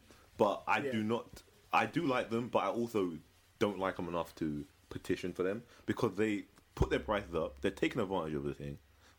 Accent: United Kingdom; as a British citizen

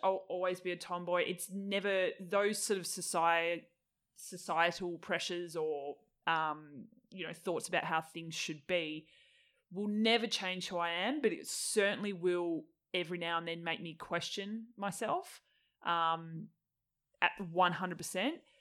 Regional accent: Tasmania, Australia; moved away as an adult; also born or lived in Melbourne; I moved from Tassie when I was twenty-one

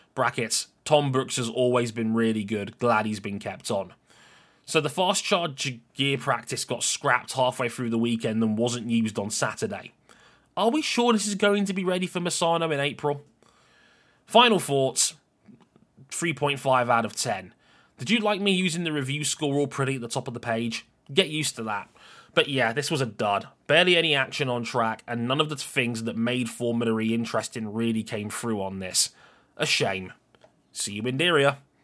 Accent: United Kingdom; I'm a British citizen

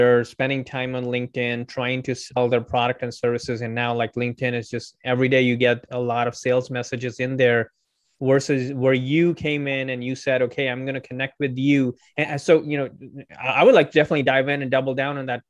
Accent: Mumbai, Maharashtra, India; I'm from Bombay

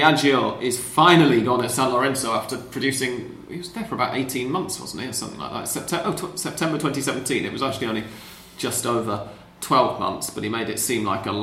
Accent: England, United Kingdom; I'm English

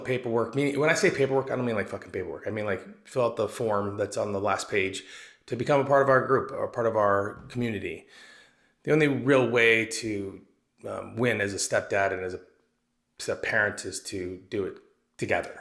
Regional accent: Arizona, United States; moved away as an adult; also born or lived in East Coast, United States; I moved back to Arizona from the East Coast, where I was in the United States Army for about 8 or 9 years

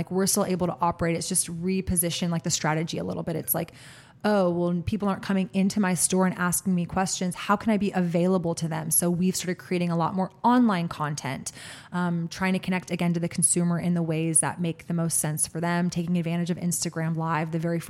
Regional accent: Austin, Texas, United States; My heart goes out as a food blogger, as an Austinite, as a Texan, as a citizen of this world.

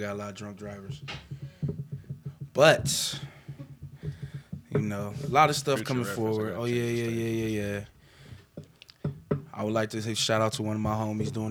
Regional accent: Cleveland, Ohio, United States

